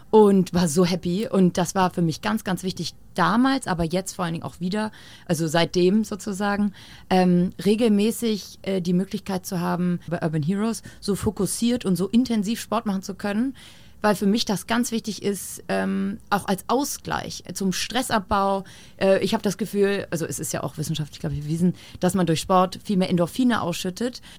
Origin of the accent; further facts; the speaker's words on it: Hamburg, Germany; also born or lived in Berlin; Anfang 2017, ich war neu, also wieder zurück in Hamburg. Ich bin ja gebürtige